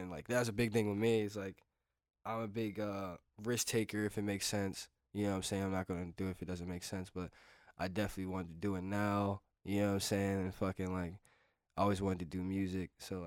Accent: Pennsauken, New Jersey, United States; I'm a kid from Pensauken

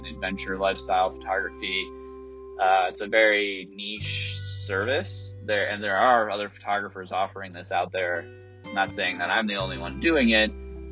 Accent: United States; also born or lived in Colorado; as an American

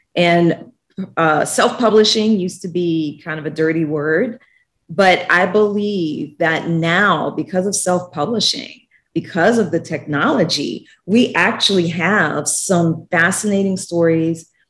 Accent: New Orleans, Louisiana, United States; moved away as an adult; also born or lived in Washington, D.C. / Guatemala / Mexico; New Orleans is my hometown

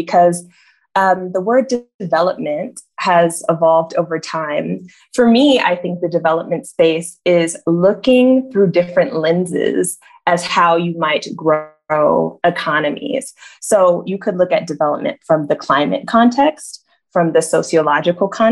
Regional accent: California, United States; moved away as an adult; I'm from California originally

